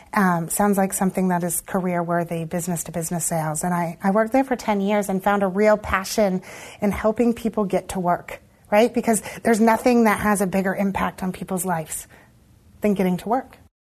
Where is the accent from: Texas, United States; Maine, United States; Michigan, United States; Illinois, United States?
Maine, United States; Monmouth; also born or lived in Lewiston, Maine; as I would say a toddler moved to Monmouth, and so I lived in Monmouth my whole um, adolescence